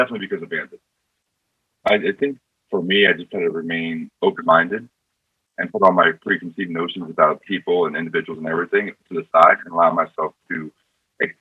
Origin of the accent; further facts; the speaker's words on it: New York City, New York, United States; I'm from New York City